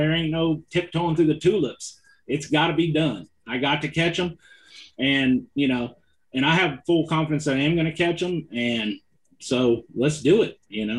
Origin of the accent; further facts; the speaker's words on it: California, United States; I'm from California. I know how to finesse fish with the best of them.